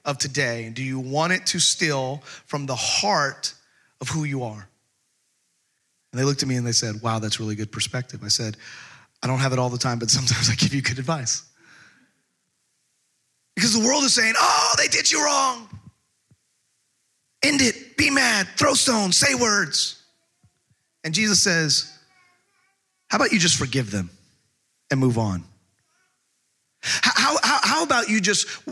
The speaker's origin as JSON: {"language": "English", "region": "Texas", "country": "United States", "also_born_or_lived": "California", "moved": "yes", "lives_now": "Camden, United States"}